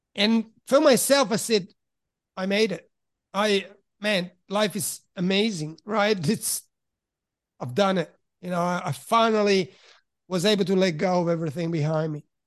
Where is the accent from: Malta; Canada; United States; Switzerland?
Switzerland; also born or lived in Italy; now in Australia; originally from Italy, but I grew up in Switzerland.